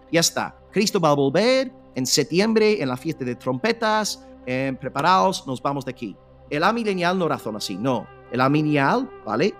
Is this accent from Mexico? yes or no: no; United Kingdom; moved away; como británico